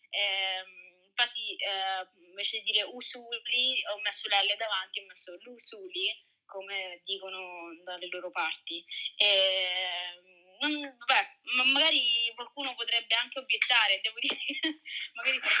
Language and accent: Italian; Augusta, Sicily, Italy; accent: Sicilian; io sono di Augusta, mia mamma è della provincia di Grigento, mio papà di Grigento.